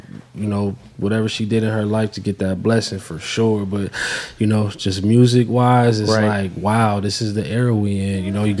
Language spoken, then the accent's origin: English; West Coast, United States; I'm from the West Coast, so it's like I only grew up hearing the Nas hits